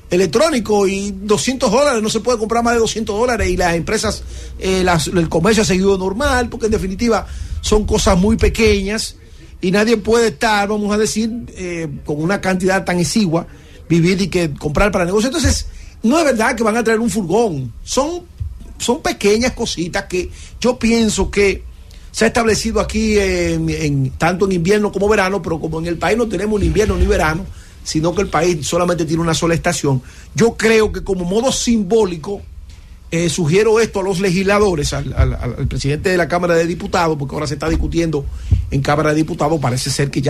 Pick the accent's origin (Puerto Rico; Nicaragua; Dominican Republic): Dominican Republic; Y aquí nos encontramos todos como familia, como hermanos que somos, todos los dominicanos, sin importar la clase social.